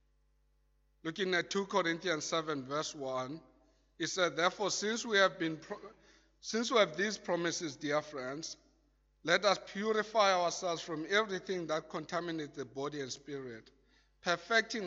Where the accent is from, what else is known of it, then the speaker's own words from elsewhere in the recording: South Africa; as a South African